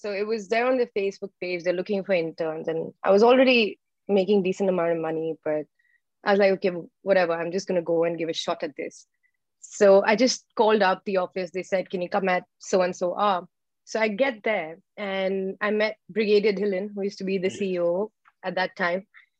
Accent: Saudi Arabia; So I grew up in Saudi Arabia. And my father is an engineer. And I spent most of my life in the Middle East.

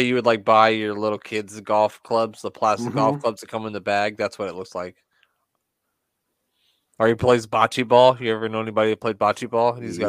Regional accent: Midwest, United States; We're just from the Midwest

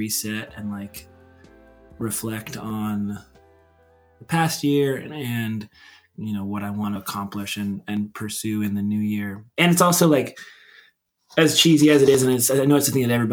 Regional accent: Centralia, Washington, United States; I grew up in Centralia, Washington, which is a town of like 50, 60,000 people

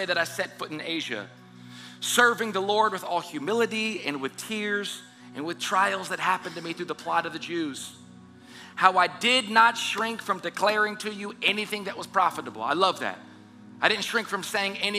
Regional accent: South Louisiana, United States; moved away as an adult; also born or lived in Southern California; I'm born and raised in South Louisiana

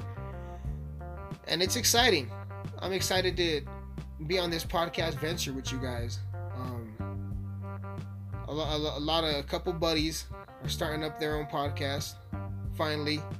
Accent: Alamosa, Colorado, United States; That's where I'm from. I'm from Alamosa, Colorado.

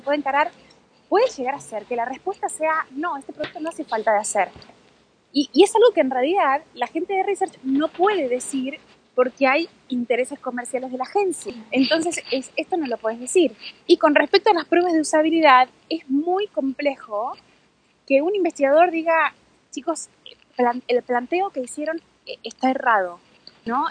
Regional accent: Buenos Aires, Argentina; yo también soy porteña

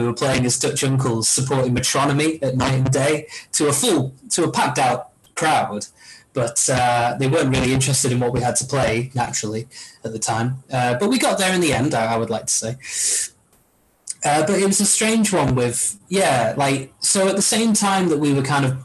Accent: Marple, North West England, United Kingdom; when we were growing up in Marple

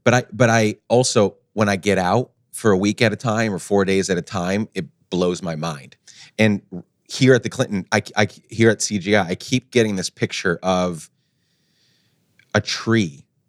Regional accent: Guatemala; moved away; I grew up in Guatemala

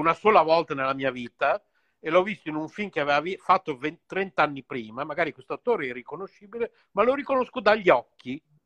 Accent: Bologna, Emilia-Romagna, Italy; io sono nato a Bologna

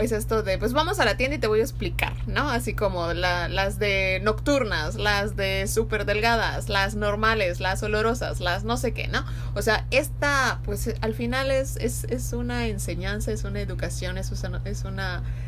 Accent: Yucatán, Mexico; nosotros somos de México, del estado de Yucatán

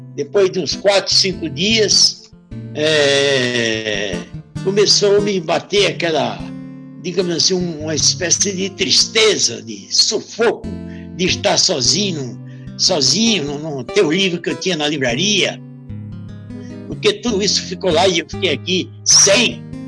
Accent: Seridó, Rio Grande do Norte, Brazil; moved away; sou nordestino do Seridó, região do, norte, do, Rio Grande do Norte

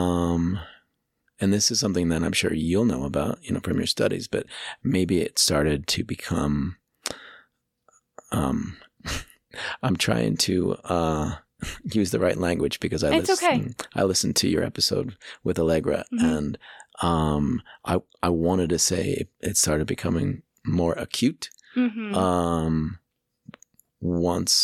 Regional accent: Pittsburgh, Pennsylvania, United States; moved away as an adult; also born or lived in San Francisco, California / Boulder, Colorado; now in Longmont, United States; I am from Pittsburgh, and then I feel like I'm also from San Francisco, because I moved there when I was 21 and lived there most of my 20s

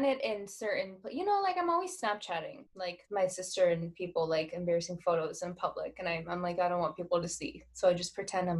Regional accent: Savannah, Georgia, United States; moved away; I'm from Savannah. I used to live there

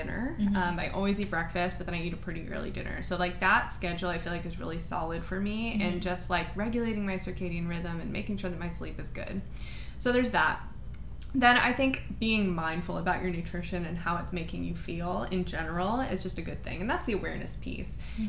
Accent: Cincinnati, Ohio, United States; I was born in Cincinnati, Ohio

